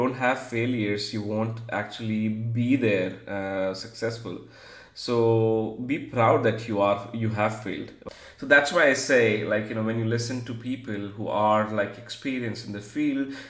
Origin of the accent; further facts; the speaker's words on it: Gujarati family in India, India; I'm like from Gujarati family in India